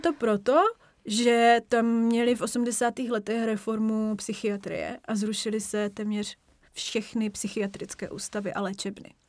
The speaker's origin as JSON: {"language": "Czech", "country": "Czechia", "also_born_or_lived": "Germany / United States", "said": "Prostě já jsem Češka, můžu tam jet, reprezentovat Česko"}